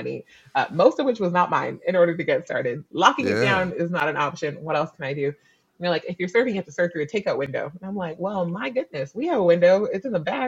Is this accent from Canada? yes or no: yes; Canada; also born or lived in New Zealand; I'm actually Canadian, but I just lived in New Zealand for 2 years